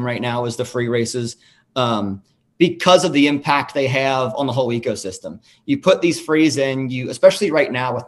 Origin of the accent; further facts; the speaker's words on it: Kentucky, United States; I grew up in Kentucky, you know, Cincinnati, right across the river. We've got a horse park that was 10 minutes from where I grew up